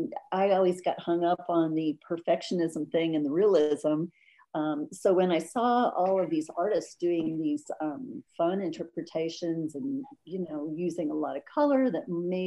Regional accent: Washington, United States; also born or lived in Illinois; No. I grew up mostly in Washington State and Illinois. My dad was in the Air Force, so we moved around a little bit.

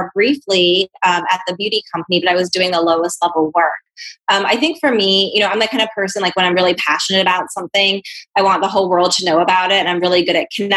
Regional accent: Hong Kong; moved away; also born or lived in New Zealand / Bahamas / Canada; Yeah, so I grew up in Hong Kong, and I have a New Zealand passport.

